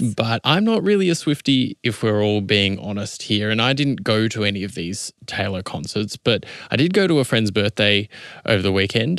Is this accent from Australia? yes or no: yes; Adelaide, South Australia, Australia; my hometown of Adelaide